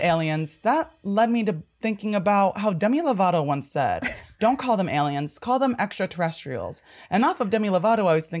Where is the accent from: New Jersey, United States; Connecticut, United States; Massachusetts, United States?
New Jersey, United States; I'm from New Jersey.